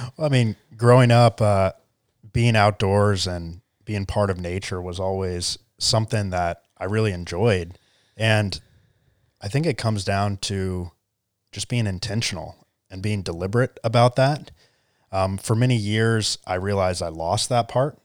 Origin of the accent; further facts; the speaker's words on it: Charleston, South Carolina, United States; also born or lived in California; I grew up in, uh, good old Charleston, South Carolina